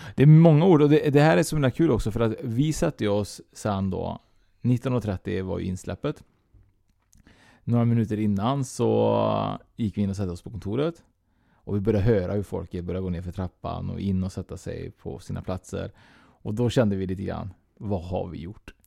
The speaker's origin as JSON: {"language": "Swedish", "town": "Trollhättan", "region": "Västra Götaland", "country": "Sweden", "tie": "born or raised there", "moved": "yes"}